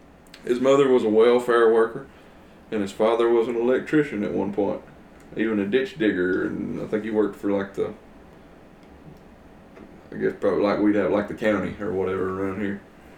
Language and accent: English; Northeast Mississippi, United States; You know, we're from the South. If you don't know who we are, we're from the South. Northeast Mississippi.